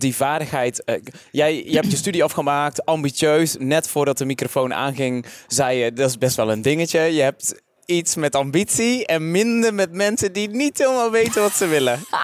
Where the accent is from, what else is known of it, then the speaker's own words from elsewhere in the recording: Vlijmen, North Brabant, Netherlands; mijn geboortedorp, Vlijmen